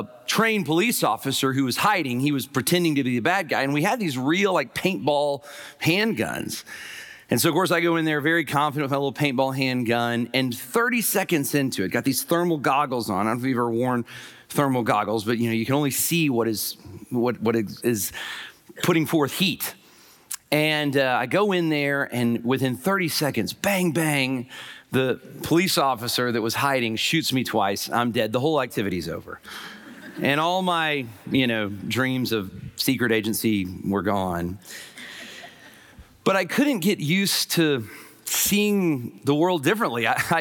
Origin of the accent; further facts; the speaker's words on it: Huntsville, Alabama, United States; I was raised in Huntsville, Alabama